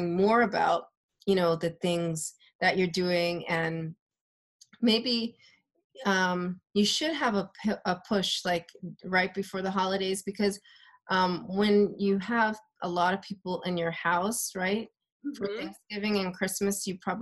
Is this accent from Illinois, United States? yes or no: yes; Chicago, Illinois, United States; moved away; I'm from Chicago